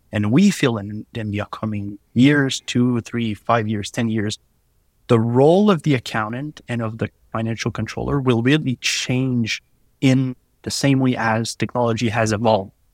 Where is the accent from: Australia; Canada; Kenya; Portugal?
Canada; Quebec; accent: French; English is a second language